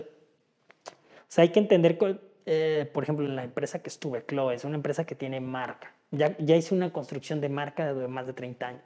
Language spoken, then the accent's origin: Spanish; Oaxaca, Mexico; moved away as an adult; now in Guadalajara, Mexico; yo soy de Oaxaca, yo nací en Oaxaca, Llevo ya cerca de nueve años aquí en Guadalajara